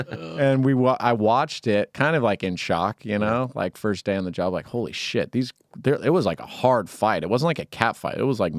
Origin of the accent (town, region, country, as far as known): Bay Area, California, United States